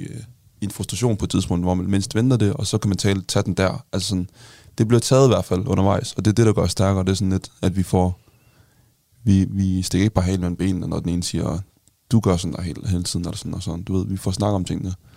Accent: North Jutland, North Denmark Region, Denmark; now in Zealand, Denmark; jeg kommer jo fra Jylland, sådan, virkelig ude på, sådan, på landet

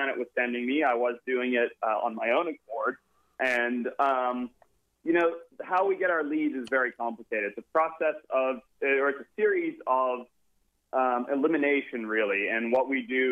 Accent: Zimbabwe; moved away; also born or lived in California, United States / Oakland, California, United States; I was born in America, and at a very young age, I think I was only 6 or 8 weeks old, I was flown back to Zimbabwe

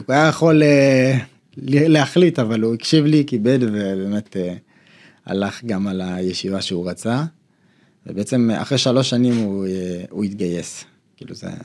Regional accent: Bat Yam, Tel Aviv District, Israel; also born or lived in Ethiopia; אנחנו אה, במקור, אנחנו מבת ים, ההורים שלנו עברו לפני כמה שנים לקריית גת.

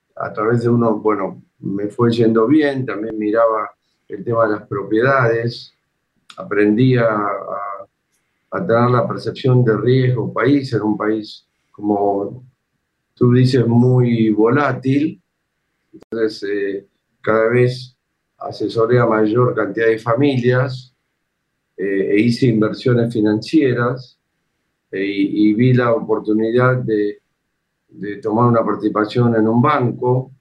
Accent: Argentina; el soldado se dio cuenta de nuestro acento y en castellano nos preguntó de dónde éramos

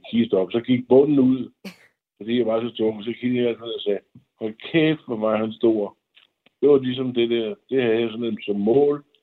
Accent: Denmark; moved away as an adult; som dansker

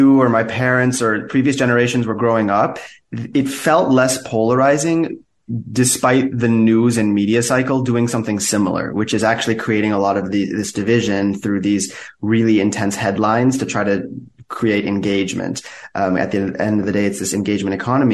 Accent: United States; I grew up in the U.S. with two Iranian immigrant parents

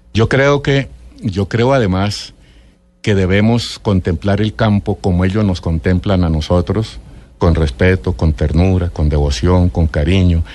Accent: Ráquira, Boyacá, Colombia; soy de Ráquira, Boyacá.

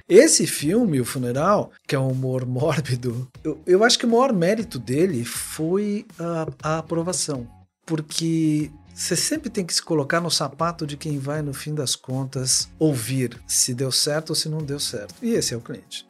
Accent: Rio de Janeiro, Brazil; eu sou carioca

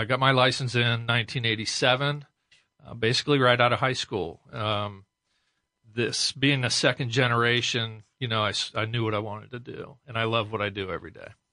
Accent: Westerville, Ohio, United States; also born or lived in New Albany, Ohio; born and raised in Westerville

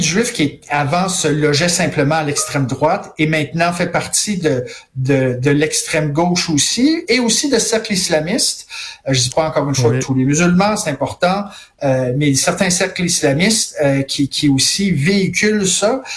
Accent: Montreal, Quebec, Canada; chez nous à Montréal, au Québec, au Canada

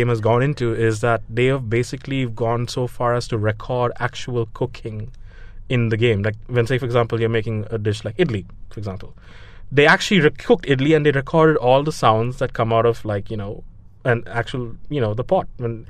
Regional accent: Dubai, United Arab Emirates; I grew up in Dubai, so I really don't have any connection to that.

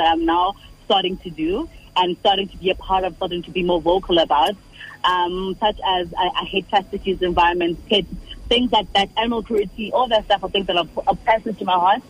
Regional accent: Durban, KwaZulu-Natal, South Africa; also born or lived in Umlazi; I grew up in Durban

